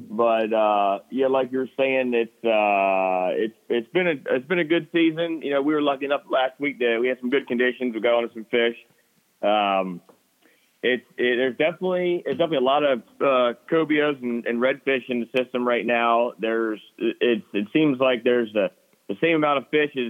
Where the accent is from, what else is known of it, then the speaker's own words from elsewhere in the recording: Upper Chesapeake Bay, Maryland, United States; also born or lived in Virginia / Florida; I grew up in the Upper Bay